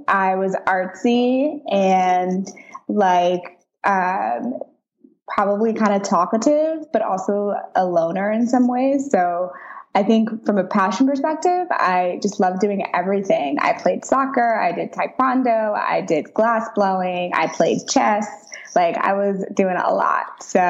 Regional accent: St. Louis, Missouri, United States; Mm-hmm. Yep. I'm from St. Louis.

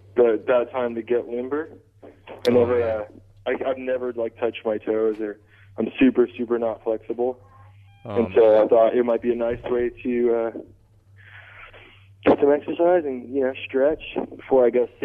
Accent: Torrance, California, United States; now in Long Beach, United States; I'm actually from Torrance, California. Oh, well, yeah, Torrance, California, which is 25 minutes away, pretty close.

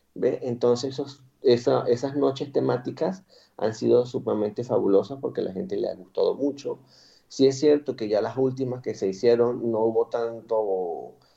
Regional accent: Boconó, Trujillo, Venezuela; moved away as an adult; also born or lived in Madrid, Spain / Valencia, Spain; now in Cartagena, Spain; vengo de Venezuela, de un pueblo que se llama Boconó, del estado Trujillo, al occidente del país, en la región andina

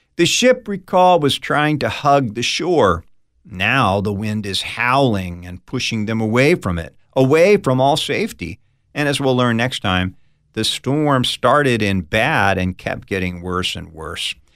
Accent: United States; I grew up on the East Coast of the United States, right outside of Washington, D C

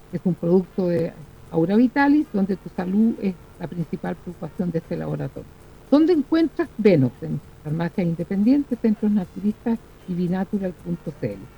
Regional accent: Chile

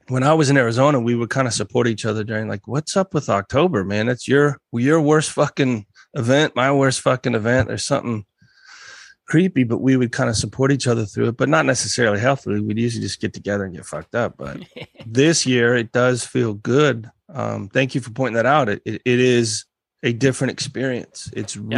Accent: United States; growing up in America

